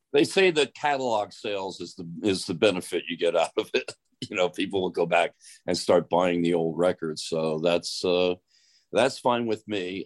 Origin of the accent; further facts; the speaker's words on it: Philadelphia, Pennsylvania, United States; We're both from Philly